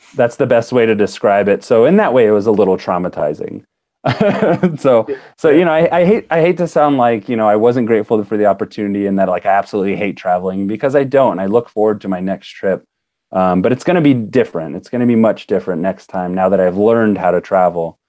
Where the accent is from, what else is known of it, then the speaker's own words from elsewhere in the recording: United States; accent: American; when they hear me talk, I'm so like American.